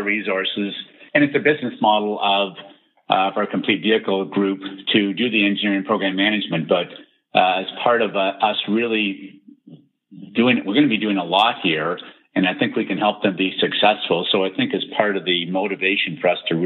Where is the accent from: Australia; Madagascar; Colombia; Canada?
Canada; I was born in Canada